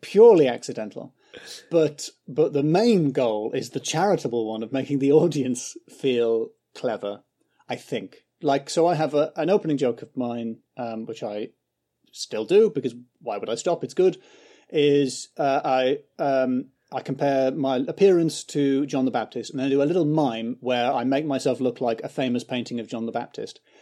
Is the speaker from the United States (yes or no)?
no; County Durham, North East England, United Kingdom; moved away as an adult; now in London, United Kingdom; I grew up in County Durham